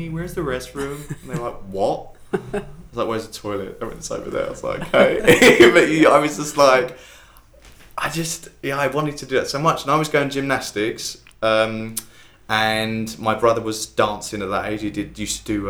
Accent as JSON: {"language": "English", "town": "Harold Wood", "region": "London", "country": "United Kingdom", "tie": "born or raised there", "also_born_or_lived": "Billericay", "said": "I grew up in Harold Wood, and where we lived was a cul-de-sac, and our house backed onto woods"}